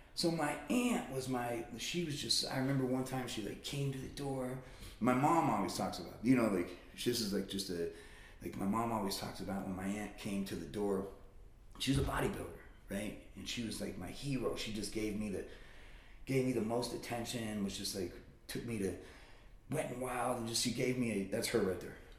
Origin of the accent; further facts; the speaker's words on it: Las Vegas, Nevada, United States; moved away as an adult; now in Reno, United States; I'm born and raised in Vegas